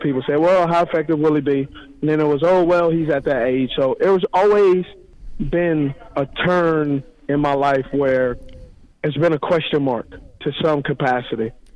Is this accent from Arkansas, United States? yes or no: no; Los Angeles, California, United States; born or raised there